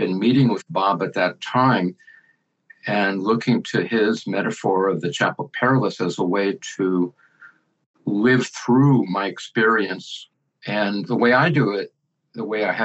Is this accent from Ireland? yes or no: no; Helsinki, Uusimaa, Finland; I was born in Helsinki, Finland, about 69 years ago.